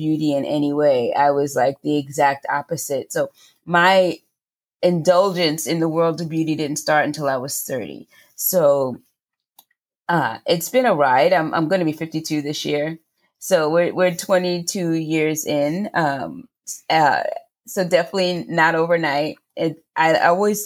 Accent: New York City, New York, United States; accent: New York; I grew up in Queens Village, New York

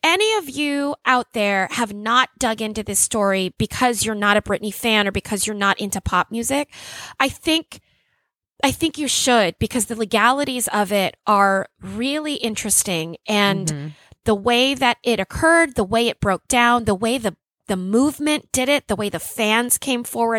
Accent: Louisiana, United States; And I come from Louisiana.

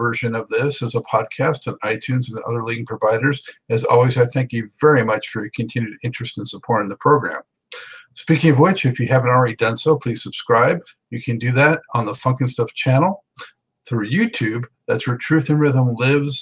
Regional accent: Los Angeles, California, United States; now in Charlotte, United States; I was born and raised in Los Angeles. I'm in Charlotte now

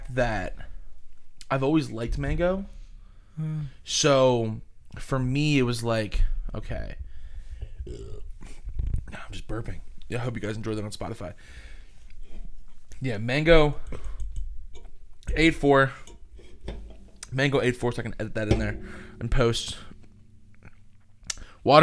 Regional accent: Trenton, New Jersey, United States; I was born in Trenton

